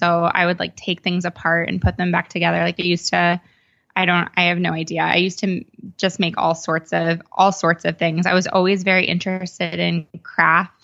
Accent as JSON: {"language": "English", "town": "Sherborn", "region": "Massachusetts", "country": "United States", "tie": "born or raised there", "said": "I grew up outside of Boston in a pretty small town in Massachusetts called Sherborne."}